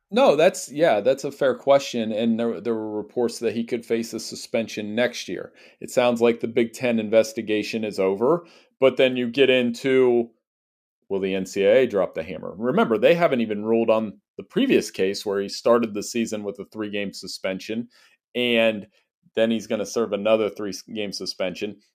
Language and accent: English; Central Ohio, United States; I grew up in Central Ohio